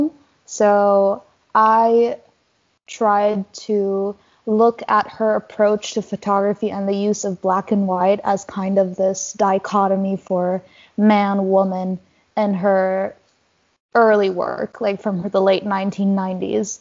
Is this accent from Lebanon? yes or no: yes; Lebanon; moved away; I was born and raised in Lebanon.